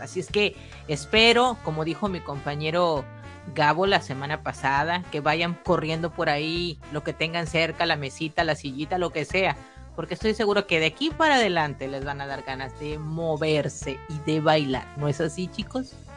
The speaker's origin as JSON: {"language": "Spanish", "country": "Mexico", "said": "yo soy mexicana"}